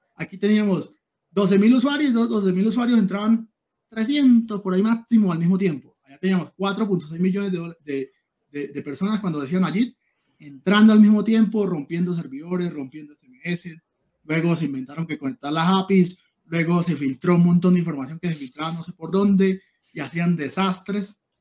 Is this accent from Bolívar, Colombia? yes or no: no; Cúcuta, Norte de Santander, Colombia; also born or lived in Venezuela; yo soy cucuteño venezolano